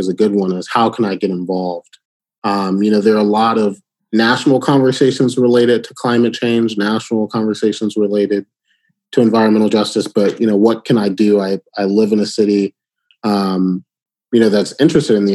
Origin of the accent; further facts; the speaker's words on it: Birmingham, Alabama, United States; also born or lived in Detroit, Michigan; I was born in Michigan, born in Detroit, but I spent a lot of my childhood in the South. And so, you know, growing up in Birmingham, Alabama